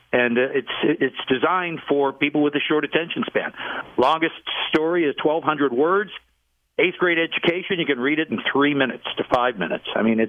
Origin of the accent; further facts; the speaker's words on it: Pittsburgh, Pennsylvania, United States; I grew up in Pittsburgh, and back in the 1960s, the Pittsburgh Steelers, if you'll recall, stunk.